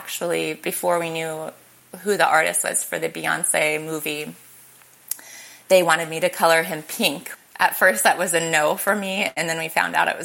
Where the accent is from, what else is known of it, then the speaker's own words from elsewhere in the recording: Oregon, United States; now in Los Angeles, United States; I grew up in Oregon